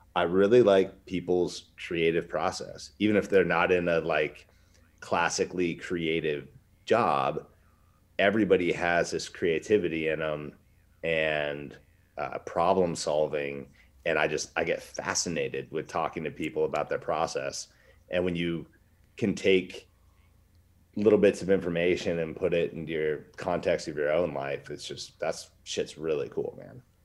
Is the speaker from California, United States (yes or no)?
no; Alaska, United States; I'm from Westchester, Alaska.